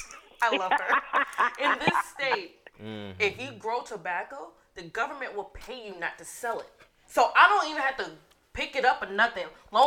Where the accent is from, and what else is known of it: the South, United States; born or raised there